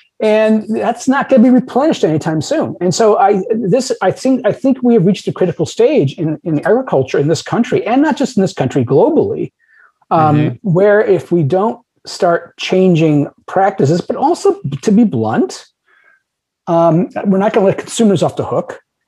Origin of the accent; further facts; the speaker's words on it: United States; It's a cultural narrative that I can have as much meat as I want because I'm an American.